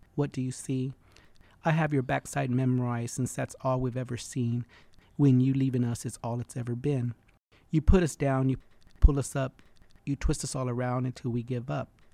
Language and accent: English; Freeport, Texas, United States; also born or lived in Houston, Texas / Dallas, Texas / California; And then in seventy-three, we moved to Freeport, Texas